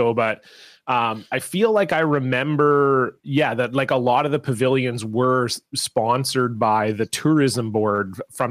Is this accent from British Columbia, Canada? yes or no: no; Ontario, Canada; When I was growing up in Ontario